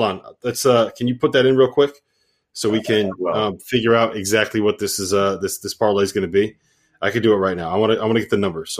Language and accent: English; Connecticut, United States; I'm from Connecticut.